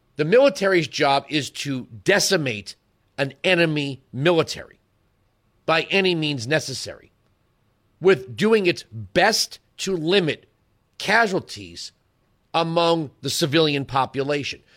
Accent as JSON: {"language": "English", "country": "United States", "said": "I'm just an American American"}